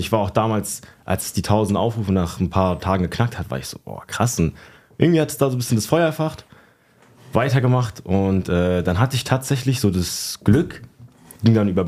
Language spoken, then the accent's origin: German; Schlüchtern, Hesse, Germany; Es nennt sich Schlüchtern. Es ist zwischen, zwischen Fulda und Frankfurt.